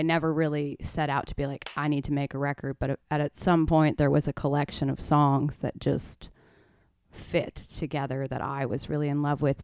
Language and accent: English; Stratford, Ontario, Canada; moved away as an adult; now in Nashville, United States; originally from Ontario, just right above Michigan